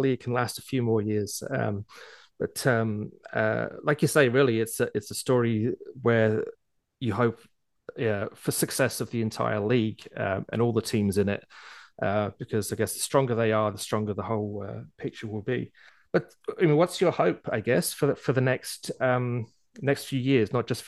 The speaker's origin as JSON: {"language": "English", "region": "England", "country": "United Kingdom", "said": "Hey, I'm English."}